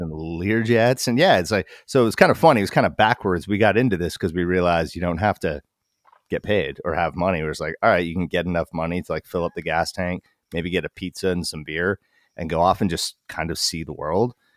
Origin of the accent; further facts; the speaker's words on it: Alaska, United States; moved away as an adult; also born or lived in Portland, Oregon; We're from Alaska